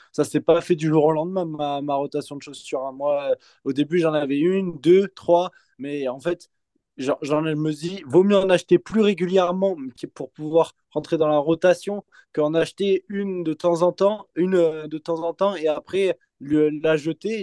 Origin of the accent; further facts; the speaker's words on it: Bordeaux, Nouvelle-Aquitaine, France; nous, on vient de Bordeaux